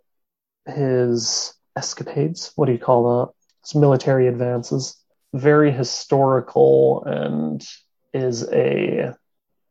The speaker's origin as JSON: {"language": "English", "country": "United States", "said": "I'm American."}